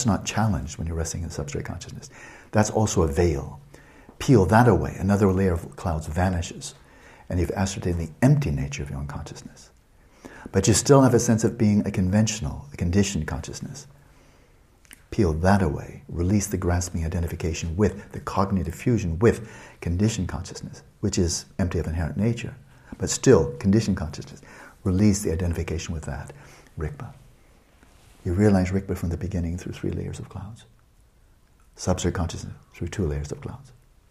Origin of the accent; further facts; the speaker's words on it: United States; I'm not an American down to my ground